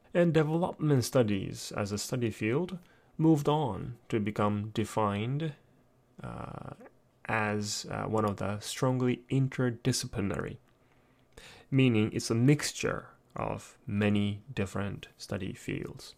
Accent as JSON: {"language": "English", "country": "Japan", "tie": "born or raised there", "said": "I'm born and raised in Japan"}